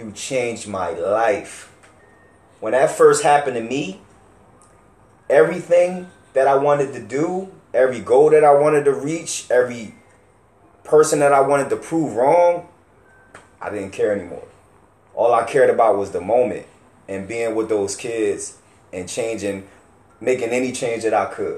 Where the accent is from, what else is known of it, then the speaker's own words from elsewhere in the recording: Camden, New Jersey, United States; Us growing up in Camden